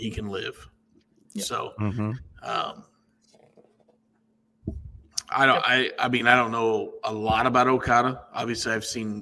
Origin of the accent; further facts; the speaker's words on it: United States; I'm an American and I speak Spanish